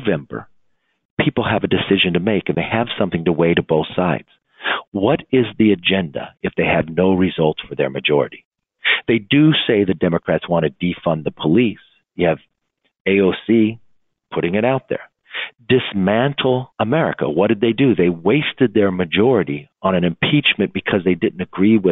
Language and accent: English; California, United States; Compton in my home state